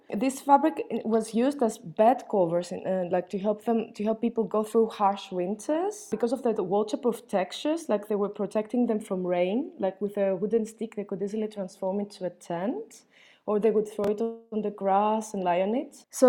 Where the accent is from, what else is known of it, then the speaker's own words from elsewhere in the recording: Athens, Attica, Greece; also born or lived in London; I grew up in Athens, where unfinished buildings exist in excess, like in the most simple form of concrete slabs and columns.